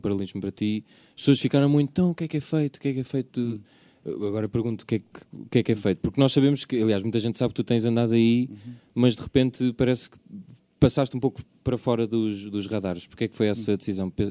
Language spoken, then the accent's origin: Portuguese; Lisbon, Portugal; also born or lived in Chelas, Lisbon; nasci e criado nos Olivais e depois vivi.